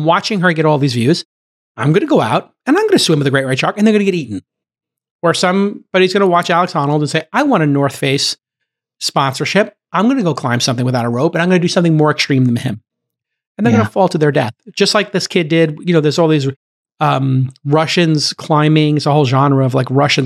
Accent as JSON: {"language": "English", "country": "Ireland", "said": "I'm Irish"}